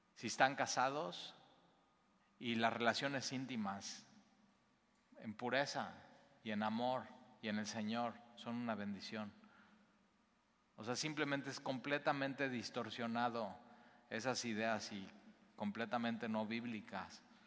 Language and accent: Spanish; Mexico; Nosotros como mexicanos